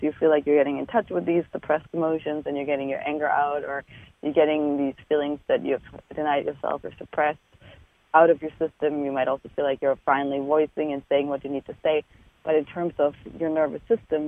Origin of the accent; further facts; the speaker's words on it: Germany; moved away as an adult; I'm from Germany. I was born in Germany and did all my training there.